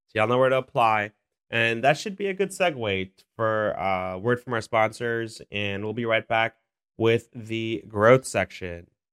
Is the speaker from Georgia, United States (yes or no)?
no; New York City, New York, United States; I'm from Queens. I had a chance to go to District twenty-four as a kid, uh, in Elmhurst.